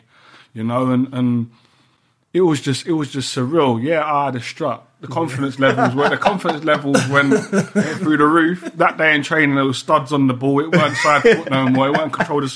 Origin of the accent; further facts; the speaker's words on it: London, United Kingdom; I grew up in Peckham where you got told right from wrong